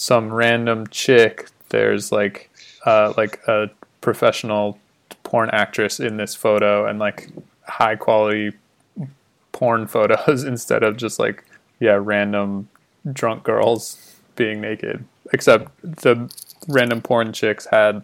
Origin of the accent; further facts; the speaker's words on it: Winston-Salem, North Carolina, United States; We didn't have access to any cool skate shops where I grew up in Winston-Salem, North Carolina